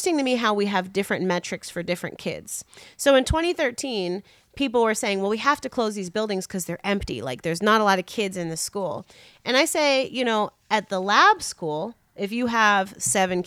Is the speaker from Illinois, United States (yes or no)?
yes; Chicago, Illinois, United States; I'm a Chicagoan